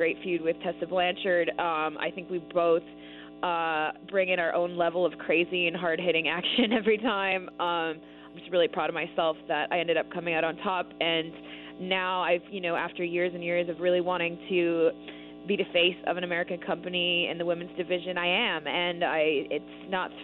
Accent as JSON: {"language": "English", "country": "Canada", "moved": "as an adult", "said": "I'm Canadian"}